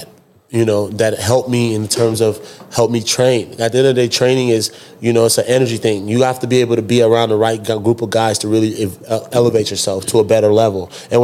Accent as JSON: {"language": "English", "town": "Dallas", "region": "Texas", "country": "United States", "tie": "born or raised there", "said": "I was raised in Dallas, grew up in Dallas"}